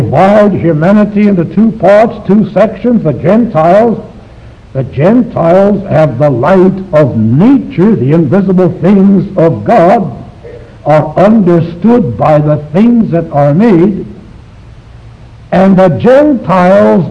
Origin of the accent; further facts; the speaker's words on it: China; moved away; I was born in China